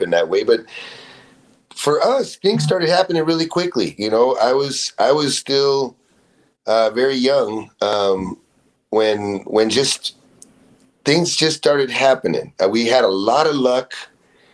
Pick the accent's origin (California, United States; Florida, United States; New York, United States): California, United States; San Diego; moved away as an adult; now in Ensenada, Mexico; I grew up a lot of time right here in this house. It's East San Diego